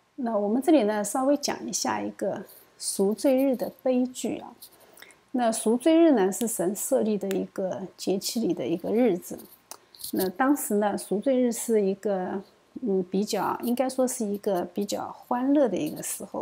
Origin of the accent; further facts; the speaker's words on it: China; 我们中国人呢，往往不知道俗罪